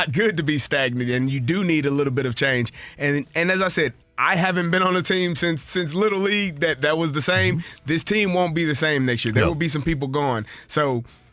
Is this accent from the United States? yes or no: yes; St. Louis, Missouri, United States; I'm from St. Louis